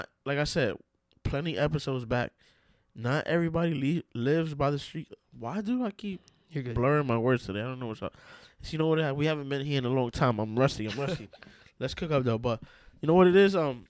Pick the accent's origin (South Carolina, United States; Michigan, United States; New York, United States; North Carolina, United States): New York, United States; New York City; I'm from New York City, New York City, like Bronx, Brooklyn, Queens, Manhattan. I'm from there.